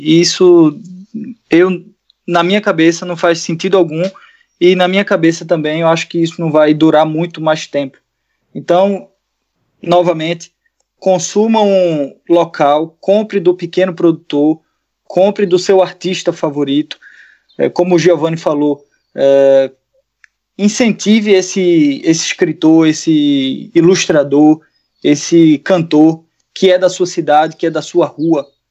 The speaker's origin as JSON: {"language": "Portuguese", "town": "Recife", "region": "Pernambuco", "country": "Brazil", "tie": "born or raised there", "also_born_or_lived": "Portugal", "moved": "as an adult", "said": "meus pais ainda moram numa zona rural lá de Recife"}